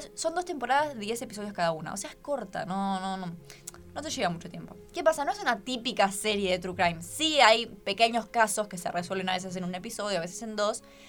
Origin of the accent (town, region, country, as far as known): Argentina